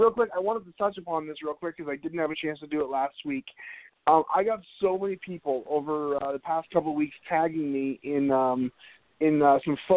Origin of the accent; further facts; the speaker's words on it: Needham, Massachusetts, United States; moved away; my hometown of Needham, Massachusetts